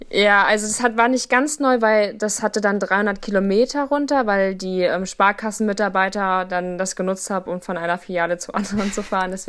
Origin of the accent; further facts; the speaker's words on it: Hameln, Lower Saxony, Germany; moved away; Also ich komme eigentlich aus Hameln, das ist in der Nähe von Hannover